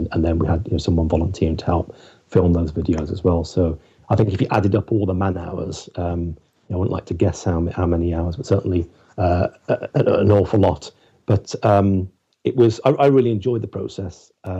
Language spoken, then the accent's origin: English; West Midlands, United Kingdom; he knew me well because I was from the West Midlands